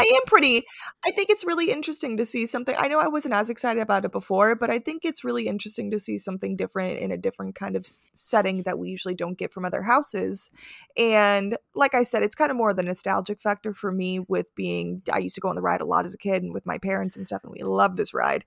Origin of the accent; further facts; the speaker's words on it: Florida, United States; growing up in Florida